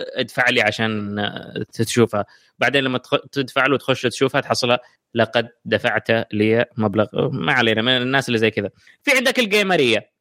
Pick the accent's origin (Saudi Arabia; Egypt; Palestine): Saudi Arabia; عندنا في السعودية